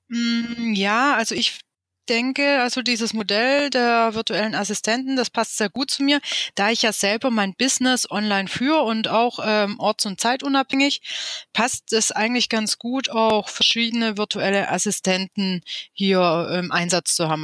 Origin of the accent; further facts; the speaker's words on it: Stuttgart, Baden-Württemberg, Germany; ich bin aus dem Großraum von Stuttgart. Ich bin hier geboren und lebe hier schon immer seit 41 Jahren.